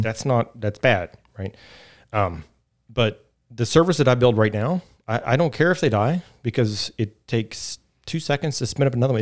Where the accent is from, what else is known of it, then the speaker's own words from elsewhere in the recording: Fairmont, West Virginia, United States; moved away as an adult; also born or lived in Atlanta; I'm from West Virginia originally. I grew up in Fairmont, and, uh, so I'm a native here.